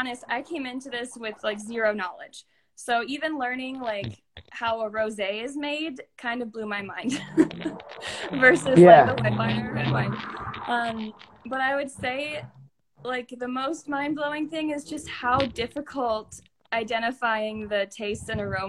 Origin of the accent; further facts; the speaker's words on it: Illinois, United States; now in Denver, United States; I'm originally from Illinois, and now I'm living out in Denver, Colorado